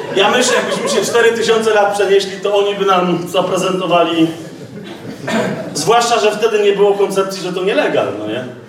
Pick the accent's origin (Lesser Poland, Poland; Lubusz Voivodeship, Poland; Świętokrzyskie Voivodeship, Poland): Lesser Poland, Poland; Kraków; ja jestem z Nowej Huty